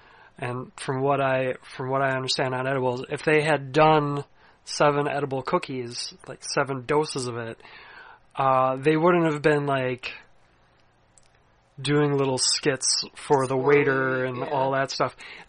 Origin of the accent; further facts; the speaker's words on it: United States; being American